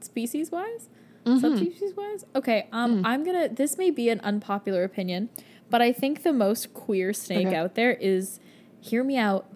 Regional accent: Canada; We're so Canadian

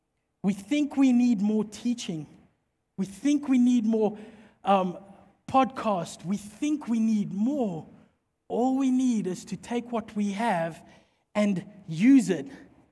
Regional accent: Mpumalanga, South Africa; Because obviously we don't have ice in South Africa or in most parts of the country. I come from Mpumalanga. It's hot and dry. So there is no ice.

